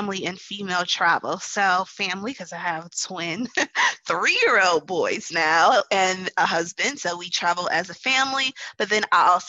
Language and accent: English; Wisconsin, United States; now in New Orleans, United States; I am from Wisconsin and I live in New Orleans